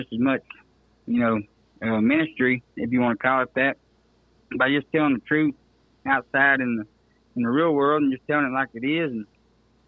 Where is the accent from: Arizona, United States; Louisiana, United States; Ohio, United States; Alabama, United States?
Louisiana, United States; just south of Shreveport; I'm originally from just south of Shreveport. So that was the closest big town we had. I was born in Shreveport at the hospital there.